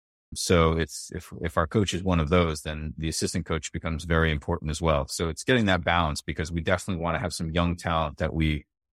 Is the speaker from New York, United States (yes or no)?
no; Rhode Island, United States; growing up around Rhode Island, football's big, right?